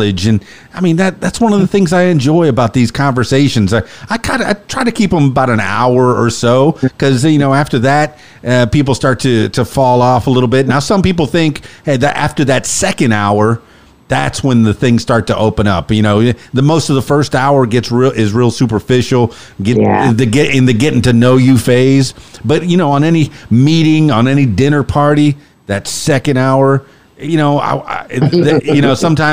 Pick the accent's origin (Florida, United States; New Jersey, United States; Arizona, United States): Florida, United States; Miami; growing up as a Cuban-American in Miami